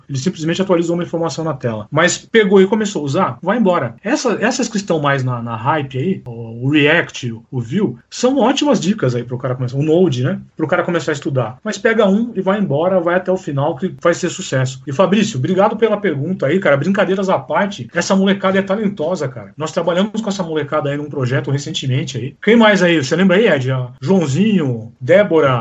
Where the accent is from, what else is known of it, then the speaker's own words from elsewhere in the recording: ABC, São Paulo, Brazil; a gente é do ABC